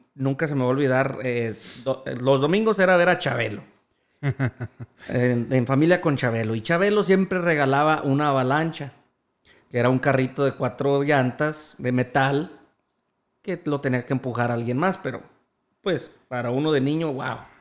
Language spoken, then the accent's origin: Spanish; Jerez, Zacatecas, Mexico; Jerez, Zacatecas, donde soy nativo